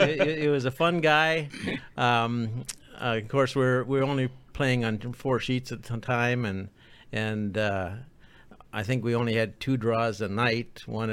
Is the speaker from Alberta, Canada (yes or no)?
no; Manitoba, Canada; moved away as an adult; also born or lived in Toronto, Canada; now in Madison, United States; I was living in just outside of Toronto when I got a company transfer. Before that, I grew up in Manitoba, about 80 miles west of Winnipeg.